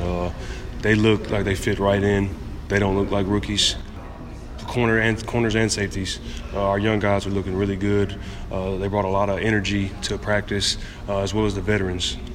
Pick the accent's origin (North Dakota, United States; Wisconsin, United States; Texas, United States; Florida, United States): Texas, United States; Galveston; moved away; my free camp that I do, uh, annually in my hometown of Galveston